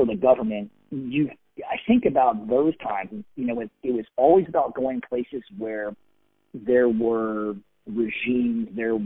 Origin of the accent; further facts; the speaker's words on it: San Diego, California, United States; I grew up in San Diego